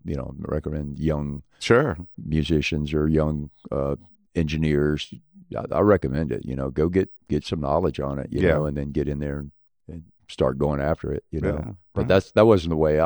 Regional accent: Gulfport, Mississippi, United States; I'm originally from Gulfport.

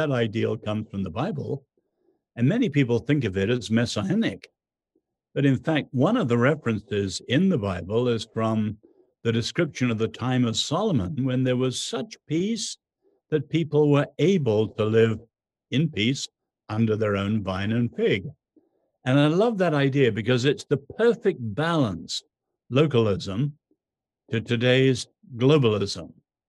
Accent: China; born there; I was born in China during World War II, where there was anything but home.

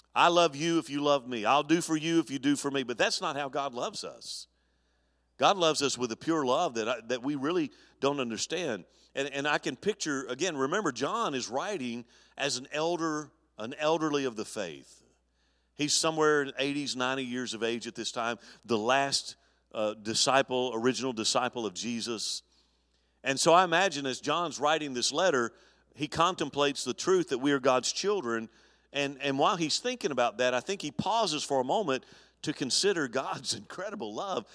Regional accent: Mobile, Alabama, United States; moved away; my hometown in Al, in Mobile, Alabama

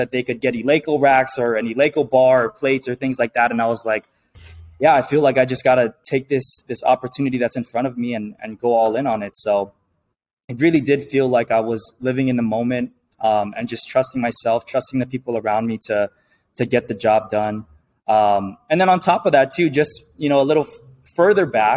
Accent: Hawaii, United States; I was born and raised in Hawaii

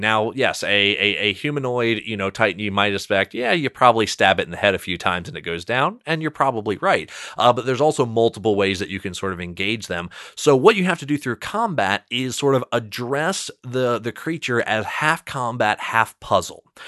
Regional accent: Salisbury, Maryland, United States; I grew up, so when I was saying Salisbury, Maryland

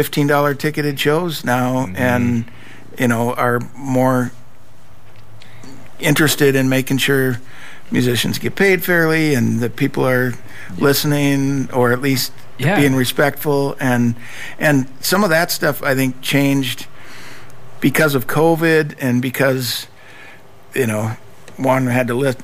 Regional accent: Minneapolis, Minnesota, United States; I was born and raised in Minneapolis, been here my whole life

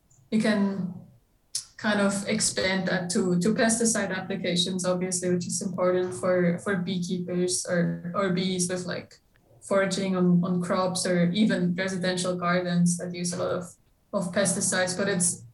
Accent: Switzerland; moved away as an adult; now in United States; I'm originally from Switzerland, so I'm European

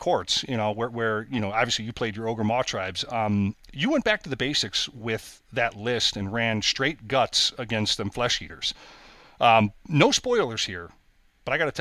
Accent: United States; being an American guy

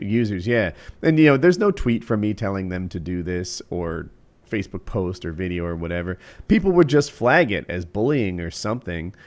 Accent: New Jersey, United States; now in North Carolina, United States; while I live in North Carolina, which is undoubtedly a Southern state, I was grew, I grew up in New Jersey

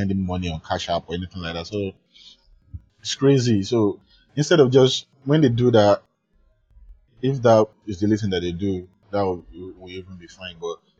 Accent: Lagos, Nigeria; Those are the ghetto parts of Lagos where I grew up. I grew up in the Bariga part.

